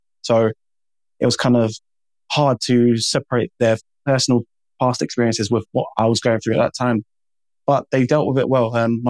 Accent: Jamaica; now in United Kingdom; The black community, I'm Jamaican.

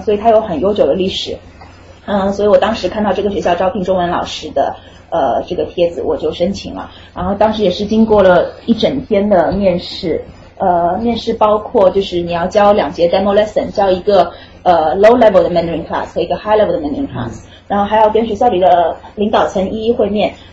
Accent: China; moved away as an adult; also born or lived in Rhode Island; now in United States; 我是中国的教育体系里长大的

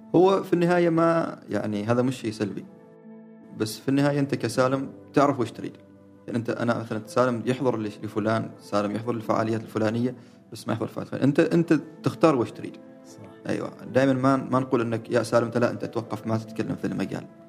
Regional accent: Oman; احنا كعمانيين

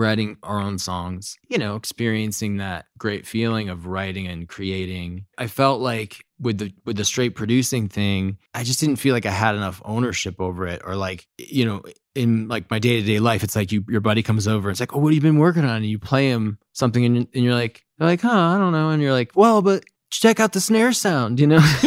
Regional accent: Fairfield County, Connecticut, United States; moved away as an adult; also born or lived in New York City; I grew up in Connecticut, uh, like, Fairfield County.

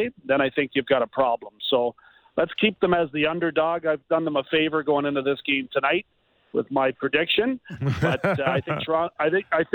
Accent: Brantford, Ontario, Canada; I'm from Brantford

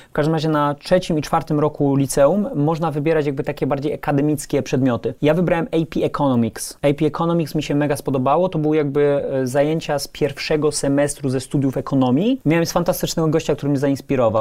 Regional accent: Kraków, Lesser Poland, Poland; moved away as an adult; also born or lived in United States; now in Warsaw, Poland; wróciłem do Krakowa, jestem z Krakowa

